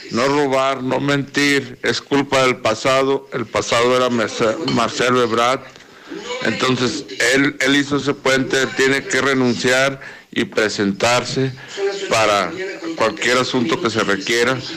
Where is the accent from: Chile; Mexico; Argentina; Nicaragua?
Mexico; Mexico City; yo soy de la Ciudad de México y mi, familia me, se comunicó conmigo para avisarme lo que había pasado